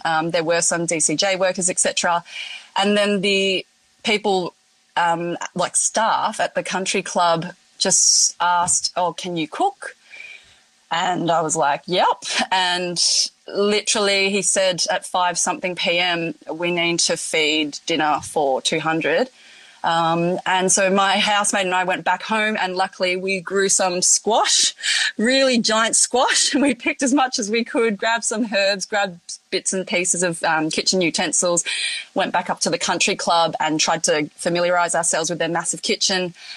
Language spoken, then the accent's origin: English; Melbourne, Victoria, Australia; also born or lived in Hong Kong / Coffs Harbour; now in Northern Rivers, Australia; originally, I was born in Hong Kong and then moved over to Australia, Melbourne, been there for most of my life.